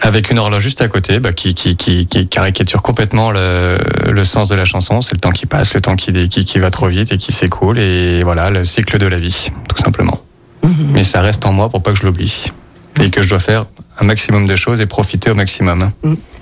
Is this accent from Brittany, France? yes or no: no; Lyon, Auvergne-Rhône-Alpes, France; Je suis lyonnais